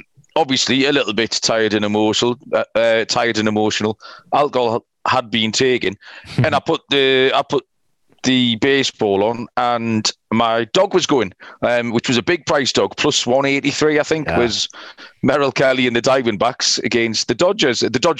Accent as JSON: {"language": "English", "region": "England", "country": "United Kingdom"}